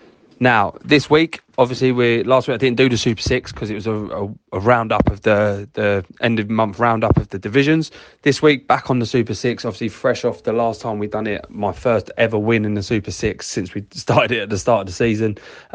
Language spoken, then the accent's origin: English; Borehamwood, East of England, United Kingdom; However, I am from Borehamwood.